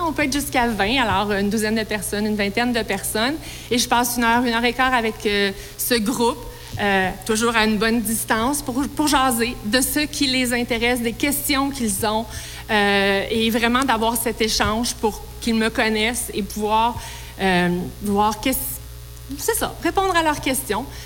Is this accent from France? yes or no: no; Quebec, Canada; Je suis la première québécoise à avoir jamais occupé le poste de ministre de l'Agriculture